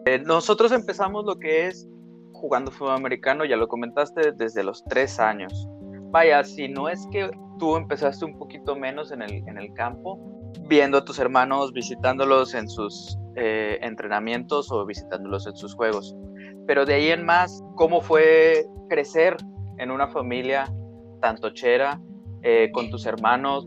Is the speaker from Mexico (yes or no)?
yes; Torreón, Coahuila, Mexico; yo crecí en Torreón, Coahuila